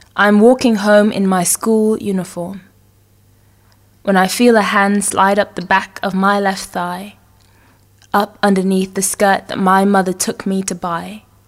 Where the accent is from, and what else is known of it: Guyana; born or raised there; moved away